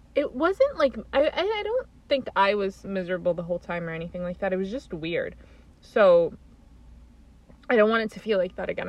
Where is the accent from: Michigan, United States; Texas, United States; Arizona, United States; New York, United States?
New York, United States; we grew up in the New York where people are normal, like immigrant families trying to make it